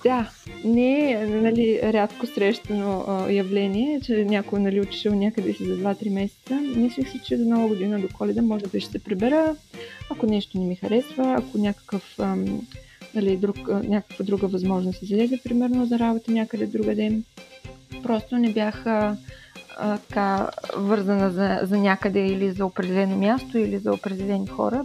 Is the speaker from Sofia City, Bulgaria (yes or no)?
no; Dobrich, Dobrich Province, Bulgaria; на 31 години съм и съм от Добрич